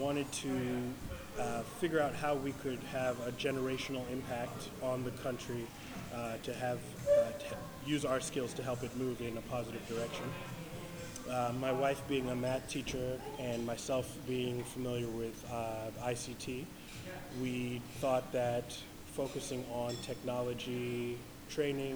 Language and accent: English; United States; accent: American; moved away as an adult; also born or lived in Swaziland; now in Eswatini; I'm an American, if you couldn't tell from my accent